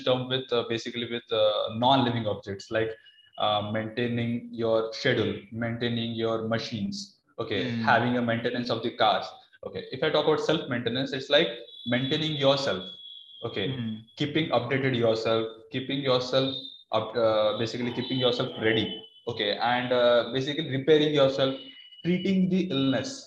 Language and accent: English; Berhampur, Odisha, India; moved away; I hail from Barampur, Odisha